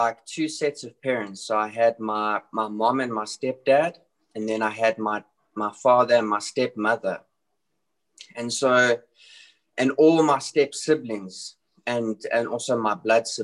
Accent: South Africa; I was born and raised in South Africa

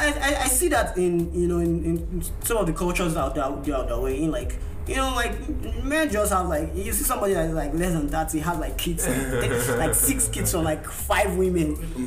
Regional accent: Nigeria; now in United States; But when I go as a Nigerian, I dress up.

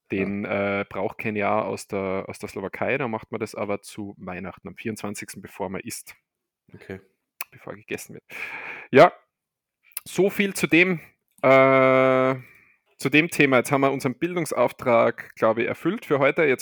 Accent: Argentina; gehen wir in mein Heimatland, Argentinien.

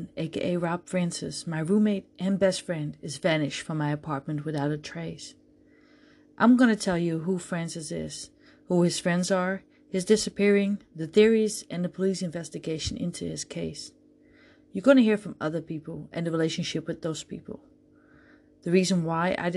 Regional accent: Netherlands; moved away as an adult; now in Jacksonville, United States; I'm from the Netherlands, Europe.

